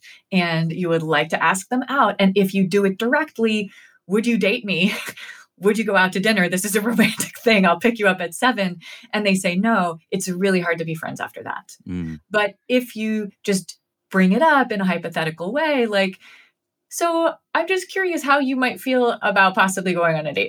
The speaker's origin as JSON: {"language": "English", "town": "New Haven", "region": "Connecticut", "country": "United States", "tie": "born or raised there", "said": "my hometown of New Haven"}